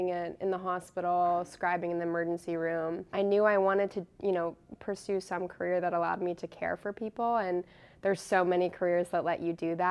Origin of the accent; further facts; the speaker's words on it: McLean, Virginia, United States; moved away as an adult; also born or lived in Charlottesville, Virginia; now in Worcester, Massachusetts, United States; I grew up in McLean, Virginia. I lived there my whole life